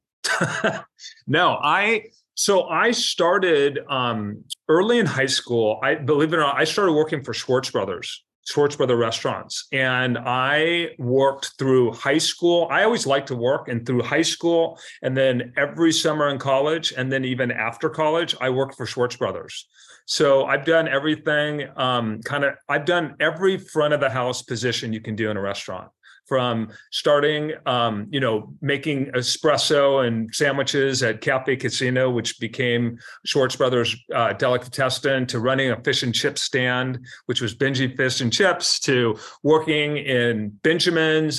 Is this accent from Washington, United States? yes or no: yes; Seattle, Washington, United States; now in Mercer Island, United States; I grew up in South Seattle, so Mount Baker, Mount Baker